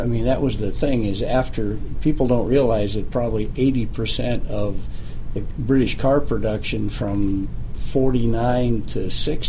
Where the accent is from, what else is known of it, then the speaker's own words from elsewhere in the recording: Pittsburgh, Pennsylvania, United States; I grew up in Pittsburgh, which was a steel town